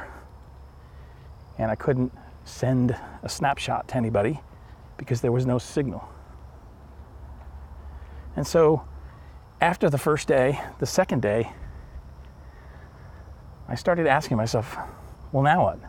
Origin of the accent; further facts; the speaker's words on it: Northeast, United States; I'm from the Northeast and the pace of life is crazy here